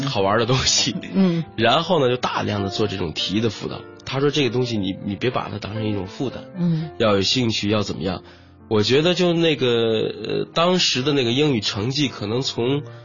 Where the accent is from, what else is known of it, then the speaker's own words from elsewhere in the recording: Tianjin, China; 我是中学的时候在天津长大嘛，在那个塘沽